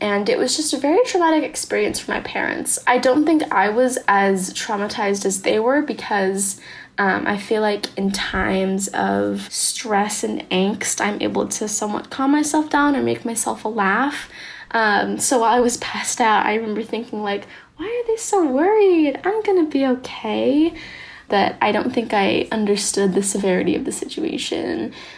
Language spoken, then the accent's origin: English; San Diego, California, United States; I'm from San Diego, California, and I'm 17 years old.